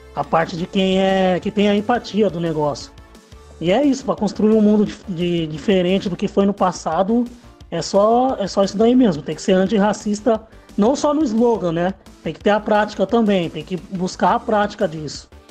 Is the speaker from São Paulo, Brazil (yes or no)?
yes; Piracicaba, São Paulo, Brazil; also born or lived in Capivari; sou de Piracicaba, nasci em Capivari, mas já, já moro em Piracicaba já faz um tempo